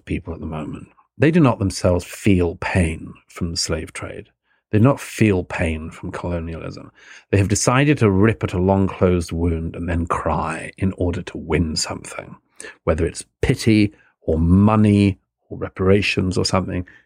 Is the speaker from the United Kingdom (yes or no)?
yes; United Kingdom; both brought, born and brought up in the United Kingdom